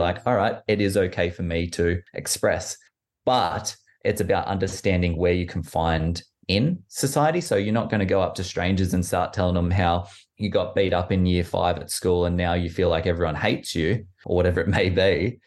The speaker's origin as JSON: {"language": "English", "town": "Orange", "region": "New South Wales", "country": "Australia", "tie": "born or raised there", "also_born_or_lived": "Canberra", "moved": "as an adult", "lives_now": "London, United Kingdom", "said": "I was born in Canberra, moved to Orange when I was quite young, in New South Wales."}